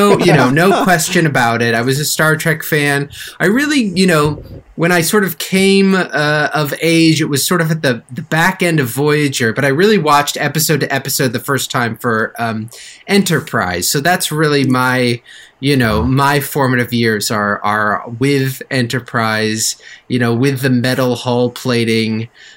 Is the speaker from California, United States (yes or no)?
yes; Northern California, United States; I'm from Northern California